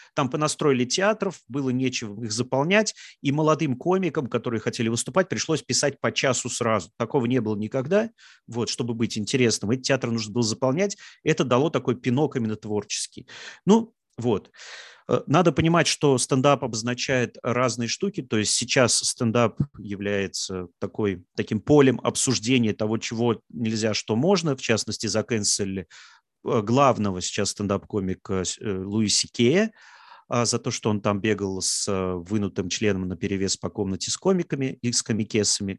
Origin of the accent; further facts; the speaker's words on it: Samara, Samara Oblast, Russia; я из Самары, там есть очень хорошие стендап-комики